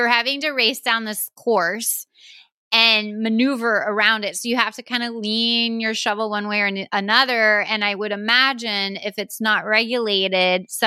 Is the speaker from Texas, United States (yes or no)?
yes; Texas, United States; growing up in Texas